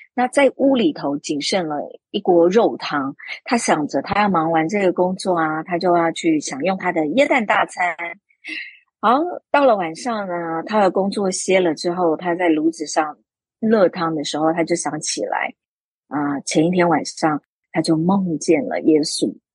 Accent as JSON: {"language": "Chinese", "country": "Taiwan", "said": "作为一个台湾人，然后飞过去北京，去跟北京系统训练出来的舞台剧演员做一个交流"}